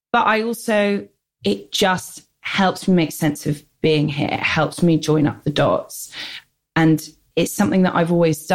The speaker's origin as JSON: {"language": "English", "region": "London", "country": "United Kingdom", "tie": "born or raised there", "said": "I grew up in the North London suburbs, which was like, I was the only non-Jewish person in Stanmore"}